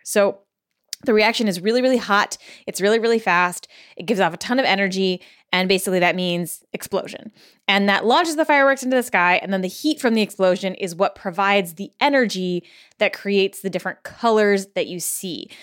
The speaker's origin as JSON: {"language": "English", "region": "Connecticut", "country": "United States", "tie": "born or raised there", "also_born_or_lived": "California", "said": "when we moved, when I was a kid, I was born in California, We moved to Connecticut"}